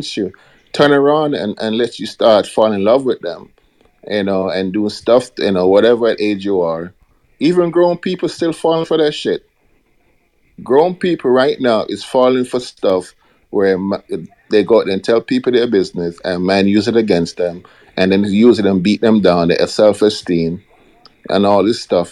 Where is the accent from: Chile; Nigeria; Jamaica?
Jamaica; moved away; growing up in Jamaica